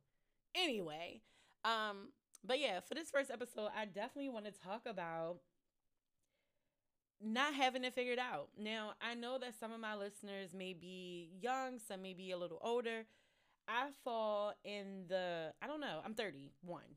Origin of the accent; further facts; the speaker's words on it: Baltimore, Maryland, United States; I am a Baltimore native